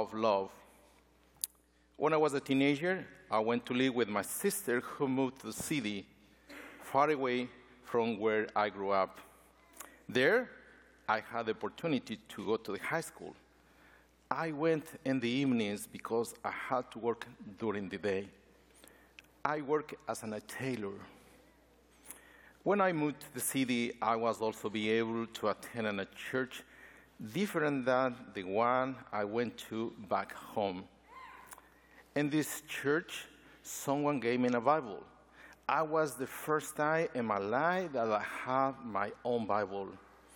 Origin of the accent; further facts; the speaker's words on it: Ecuador; now in United States; Ecuador, my home country.